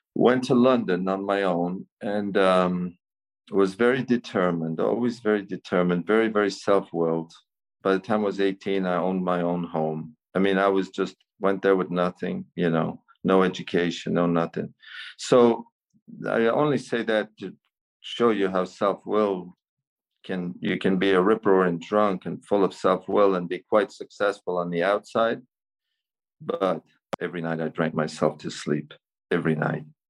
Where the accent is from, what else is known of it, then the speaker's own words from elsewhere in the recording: Cavan, County Cavan, Ireland; also born or lived in San Francisco; I was born in Cavan uh, here in Ireland, County Cavan. I grew up there.